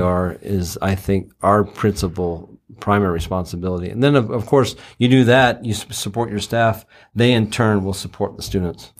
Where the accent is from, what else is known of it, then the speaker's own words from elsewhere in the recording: Texas, United States; moved away; also born or lived in Utah / overseas; I grew up in Texas and moved around, lived overseas for quite some time